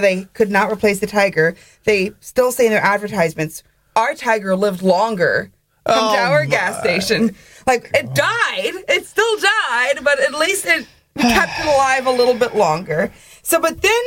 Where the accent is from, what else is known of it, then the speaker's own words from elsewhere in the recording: Louisiana, United States; also born or lived in Lafayette, Louisiana; now in Russia; where I grew up in Louisiana